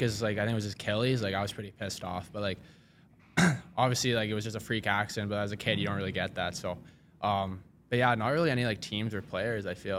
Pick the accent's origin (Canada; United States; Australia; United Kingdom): Canada; Saskatoon, Saskatchewan; I'm from Saskatoon